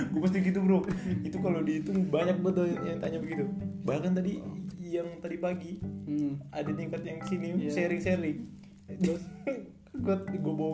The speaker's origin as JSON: {"language": "Indonesian", "region": "Java", "country": "Indonesia", "said": "Nah, lu dari Sunda, gue dari Jawa."}